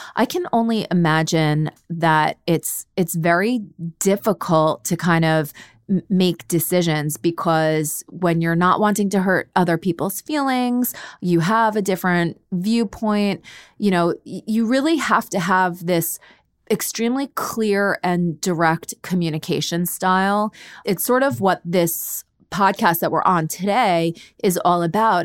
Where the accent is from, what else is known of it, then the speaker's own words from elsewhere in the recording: New York, United States; I am from New York and I have a little bit more of a, an edge